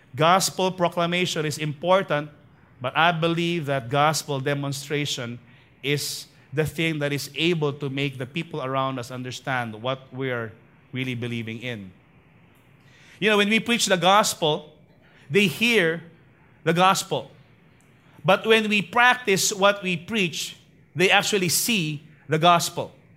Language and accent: English; Manila, Metro Manila, Philippines; I was born actually in Tondo, uh, in a place called Clinica Arellano